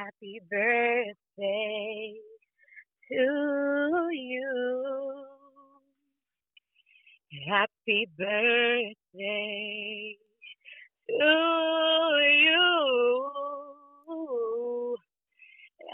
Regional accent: Dallas, Texas, United States; now in Houston, United States; I reside in Houston, Texas. I'm from Dallas, Fort Worth.

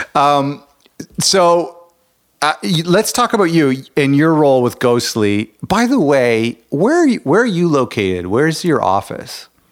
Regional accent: Toronto, Ontario, Canada; I'm from Ontario, Canada, Toronto area

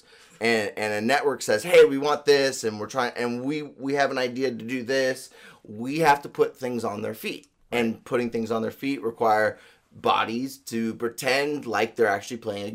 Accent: La Cañada Flintridge, California, United States; I was born and raised in La Cañada

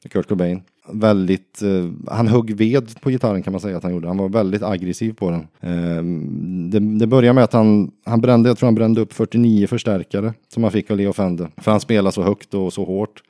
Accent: Vänersborg, Västra Götaland, Sweden; also born or lived in United States; i Vänersborg då, där jag kommer ifrån.

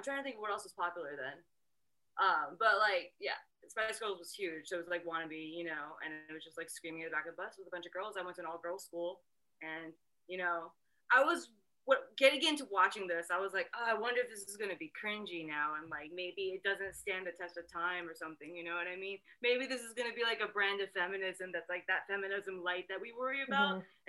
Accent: Japan; moved away as an adult; well, I grew up in Japan, right? So I lived in Japan until I was 18, and Riot Girl never made it to Japan.

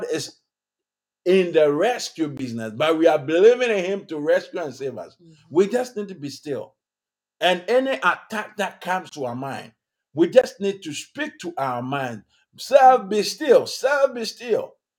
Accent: Ghana; moved away as an adult; now in United States; my home country, Ghana

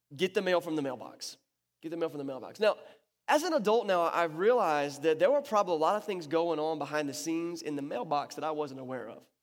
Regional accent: North Carolina, United States; it went right over my hometown

